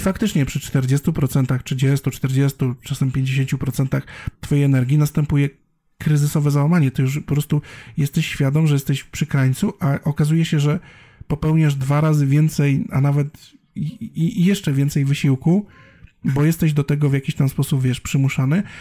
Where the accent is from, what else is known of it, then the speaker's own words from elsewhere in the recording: Bielsko-Biała, Silesian Voivodeship, Poland; ja wychowywałem się w Bielsku Białej